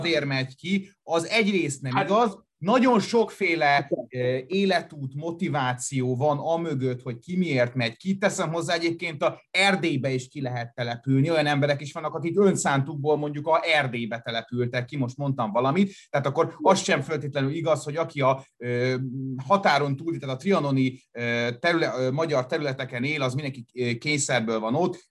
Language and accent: Hungarian; Szeged, Csongrád-Csanád, Hungary; now in Budapest, Hungary; én Budapesten élek, a szülővárosomhoz, Szegedhez nagyon sok érzelmi szállal kötődöm.